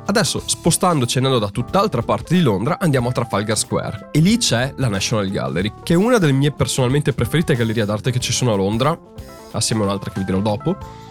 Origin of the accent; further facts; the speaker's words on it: Italy; now in London, United Kingdom; c'è molta arte molto bella nostra ed è un orgoglio anche vedere la nostra arte italiana lì